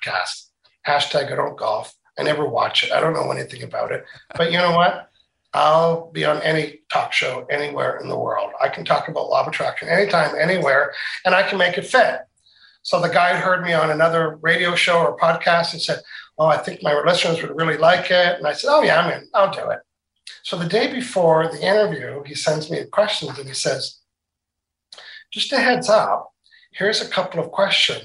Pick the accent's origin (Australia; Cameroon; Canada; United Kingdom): Canada; accent: Canadian, Maritimes; you can tell I have a Canadian accent, right? when I travel anywhere, they say, you're from Canada. And then when I'm from Canada, people say, you're from the Maritimes, aren't you?